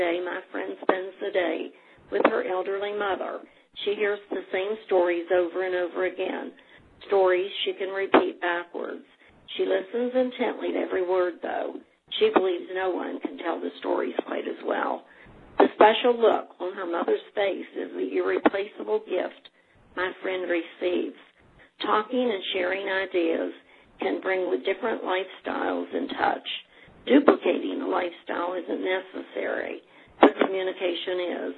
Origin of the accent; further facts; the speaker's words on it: Putnam County, West Virginia, United States; now in Ohio, United States; born and raised in Putnam County and now residing in Ohio.